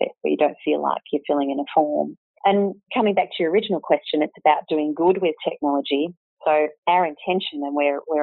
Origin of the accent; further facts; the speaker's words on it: Canberra, Australian Capital Territory, Australia; also born or lived in Sydney / Hong Kong / Singapore; my husband and I were both born and bred in Canberra